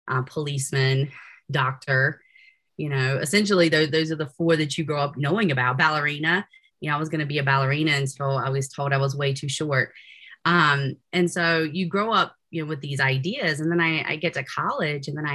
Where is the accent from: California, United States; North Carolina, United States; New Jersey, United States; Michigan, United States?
North Carolina, United States; Williamston; moved away as an adult; also born or lived in Greenville, North Carolina; now in Utah, United States; I am originally from Eastern North Carolina, which is an itty bitty place. Williamson is a pretty small place, a village, so to speak, near the coast of North Carolina